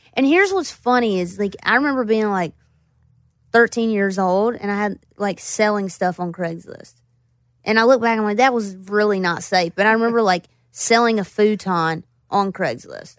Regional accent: Floyd, Virginia, United States; also born or lived in Roanoke, Virginia / Bristol, Virginia; I grew up in Floyd, and then I, I moved to Roanoke, which is where I went to college.

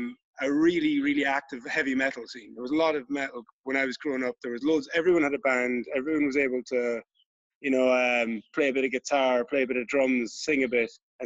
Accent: Listowel, Munster, Ireland; We're both from Listowel.

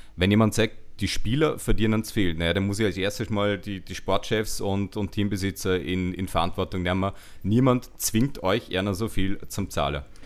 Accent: Vorarlberg, Austria; accent: Vorarlberger Dialekt; mit meinem Vorarlberger Dialekt

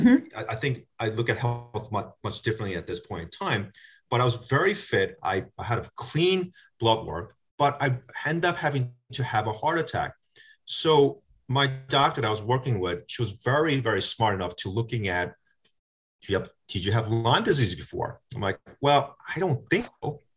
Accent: South Korea; now in United States; I'm a Korean American. I grew, I was born in South Korea.

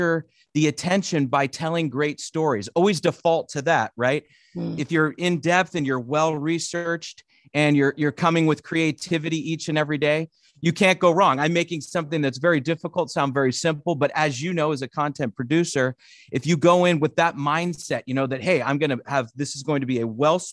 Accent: north of the San Francisco Bay Area, California, United States; I grew up north of in the San Francisco Bay Area, a little bit north of it

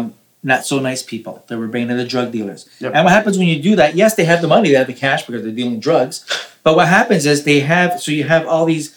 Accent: Toronto, Ontario, Canada; I'm from Toronto. I'm not in Florida.

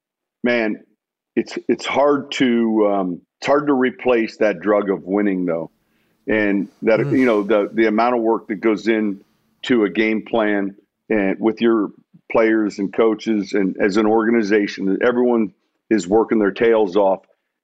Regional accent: Chicago, Illinois, United States; And I'm from Chicago, so obviously that's fairly close to home and they have a storied tradition.

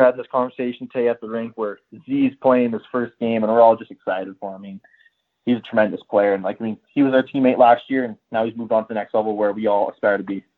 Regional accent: Whitecourt, Alberta, Canada; also born or lived in Edmonton; I grew up in Whitecourt, and then I moved on to Edmonton

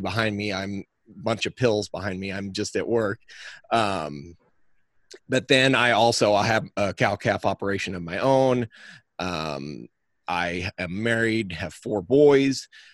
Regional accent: the Northern Ozarks, South Central Missouri, United States; I am from South Central Missouri, the Ozark. I'm from the Northern Ozarks

